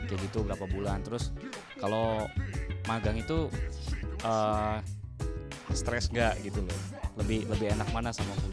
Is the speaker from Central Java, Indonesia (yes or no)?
no; Cirebon, West Java, Indonesia; saya dari Cirebon